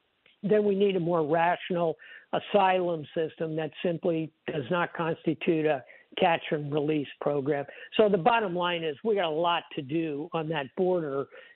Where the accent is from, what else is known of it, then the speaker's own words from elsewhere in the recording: South Florida, United States; I speak Spanish. I was born in South Florida.